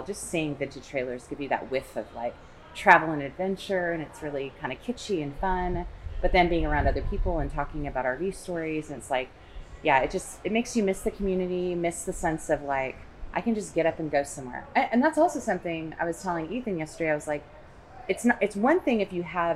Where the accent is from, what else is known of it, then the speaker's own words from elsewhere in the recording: the Northwest, Pacific Northwest, United States; we're from the Northwest